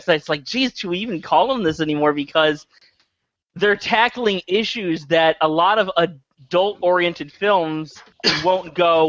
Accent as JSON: {"language": "English", "region": "New Jersey", "country": "United States", "tie": "born or raised there", "moved": "yes", "said": "I grew up in Jersey"}